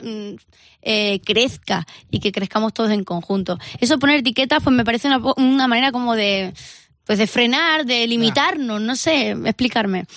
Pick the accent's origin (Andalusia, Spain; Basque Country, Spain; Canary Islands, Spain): Andalusia, Spain; mi casa, bueno, pues somos todos andaluces